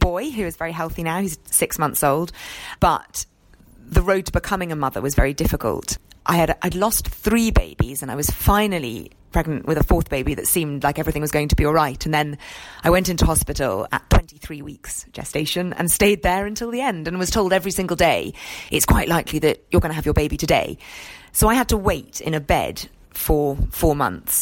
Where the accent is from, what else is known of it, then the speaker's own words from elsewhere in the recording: Scotland, United Kingdom; I grew up in Scotland, and my weekends were spent scrambling over the moors